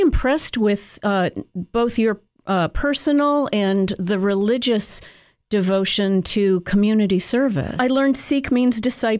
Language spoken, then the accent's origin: English; Rockville, Maryland, United States; I grew up in Rockville, Maryland